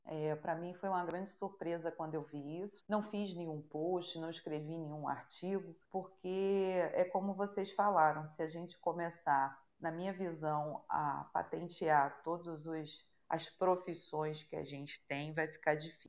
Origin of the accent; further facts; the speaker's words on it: Rio de Janeiro, Brazil; sou carioca